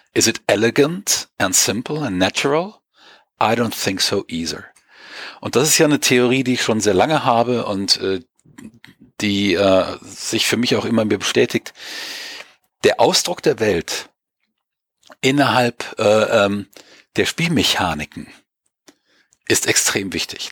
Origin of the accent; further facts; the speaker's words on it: Germany; wir sind nicht mehr so stark autoritätsgläubig, wie wir das gerade in Deutschland ja auch lange waren